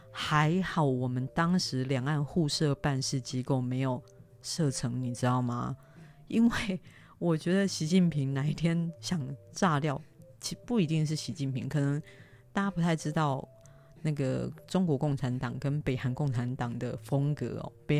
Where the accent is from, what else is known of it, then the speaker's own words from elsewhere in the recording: Taiwan; 那你要很大声的说，我我台湾人，我台湾人这样子。